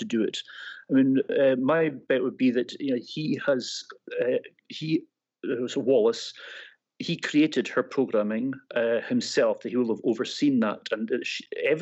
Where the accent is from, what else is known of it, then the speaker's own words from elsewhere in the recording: Scotland, United Kingdom; I'm taking that back to my Scottish roots here, maybe getting a little bit Glaswegian for you there. I'm not from Glasgow